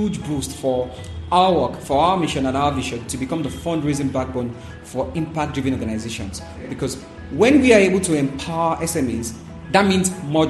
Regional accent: Nigeria; I'm from Nigeria.

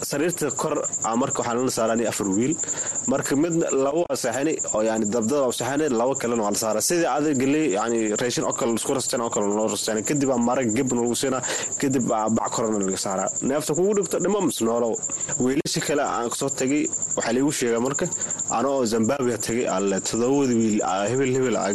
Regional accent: Mogadishu, Banaadir, Somalia; moved away; also born or lived in Dadaab, Kenya; waagi hore waxaan ka imaaday soomaaliya khaasatan xamar xaafadna kadegana waxaa waaye saybiano niyow labada kun toddobadii qaxooti kusoo galay

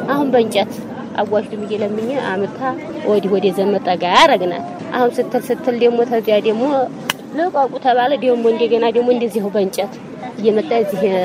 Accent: West Welega, Oromia, Ethiopia; moved away as an adult; now in Amhara Region, Ethiopia; ተወልጄም ያደኩት እዛው ነው

